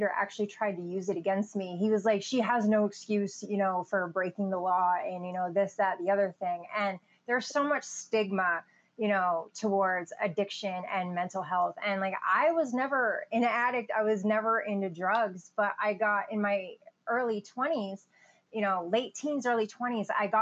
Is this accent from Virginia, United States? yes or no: no; Maine, United States; also born or lived in Illinois / Brooklyn, New York; now in Southern United States; I grew up in Maine. I was born in Illinois and adopted to Brooklyn, New York. And then my parents got jobs at the University of Maine when I was like two and pretty much lived there ever since.